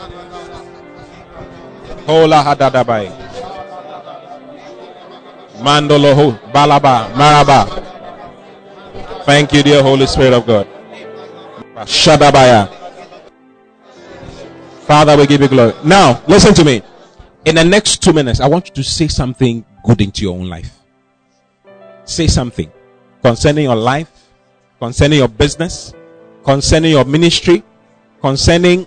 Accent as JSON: {"language": "English", "town": "Accra", "region": "Greater Accra", "country": "Ghana", "tie": "born or raised there", "also_born_or_lived": "Kumasi / Kema", "moved": "as an adult", "lives_now": "Accra, Ghana", "said": "I was born and bred in Accra"}